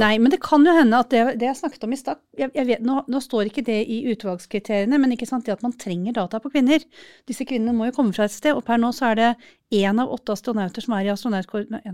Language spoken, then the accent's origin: Norwegian; Norway; jeg kommer fra Norge